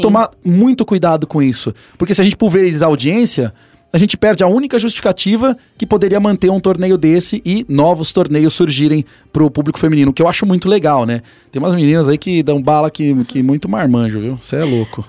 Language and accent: Portuguese; Brazil; somos brasileiros